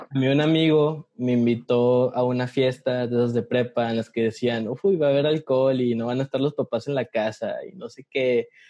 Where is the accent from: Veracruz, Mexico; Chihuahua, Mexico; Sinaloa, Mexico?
Chihuahua, Mexico; Ciudad Juárez; moved away as an adult; now in Mexico City, Mexico; ya llevo cuatro años viviendo en la Ciudad de México, soy de Ciudad Juárez, Chihuahua, como Ana.